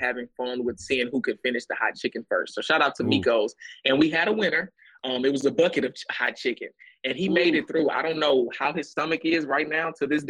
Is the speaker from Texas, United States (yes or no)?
yes; Texas, United States; being from Texas